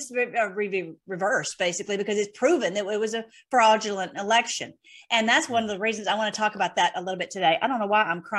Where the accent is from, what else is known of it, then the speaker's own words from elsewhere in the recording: Nashville, Tennessee, United States; actually my accent is not nearly as strong as it used to be. I'm from Nashville originally.